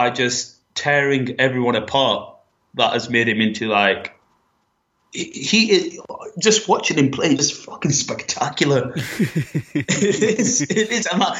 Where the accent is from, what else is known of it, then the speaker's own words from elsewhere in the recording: Accrington, North West England, United Kingdom; accent: northern; Accrington. Closest town to that is Blackburn, but closest proper town to that is Manchester. So it's northern. That's why my accent sounds like this.